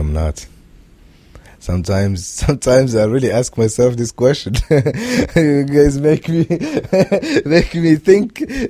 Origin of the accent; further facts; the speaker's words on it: Morocco; now in United States; I am from Morocco. I am not from Palestine. I am not from Afghanistan. I'm not an Iraqi.